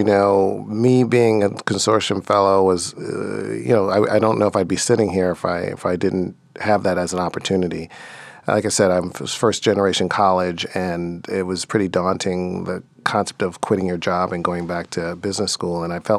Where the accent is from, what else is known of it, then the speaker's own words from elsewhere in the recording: Brooklyn, New York, United States; You know, Brooklyn was distinct. It was still very diverse, but in ways that we didn't fully know.